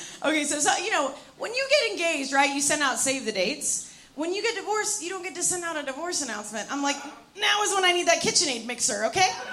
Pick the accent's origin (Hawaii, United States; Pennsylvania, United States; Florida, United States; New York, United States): New York, United States; I'm here from New York